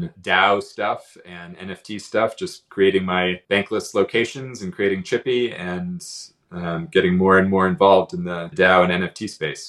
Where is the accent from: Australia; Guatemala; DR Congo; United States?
United States; Arizona; moved away as an adult; also born or lived in South Korea / Myanmar; I grew up in Arizona